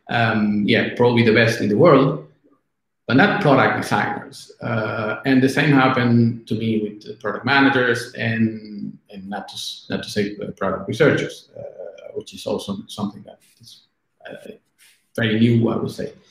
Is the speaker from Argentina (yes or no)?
yes; Argentina; English is a second language; now in Italy; when I came from Argentina to Italy.